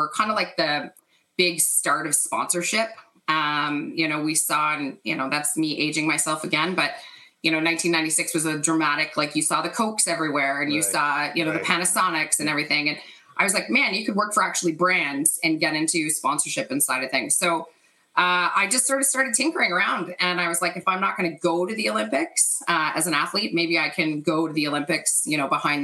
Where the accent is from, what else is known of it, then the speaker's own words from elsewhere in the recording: Canada; growing up in Canada